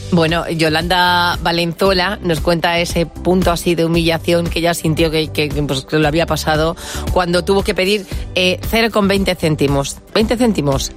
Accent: Spain; los españoles

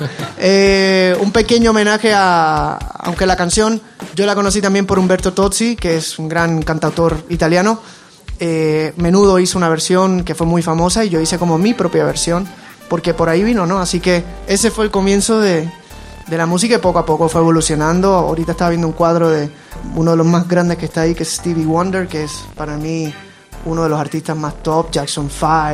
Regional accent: Puerto Rico; mi infancia, yo me crié en Puerto Rico

